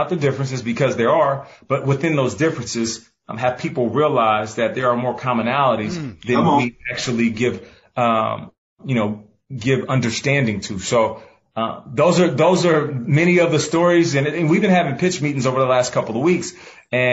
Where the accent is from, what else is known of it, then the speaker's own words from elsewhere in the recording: Pacific Northwest, United States; I'm from the Pacific Northwest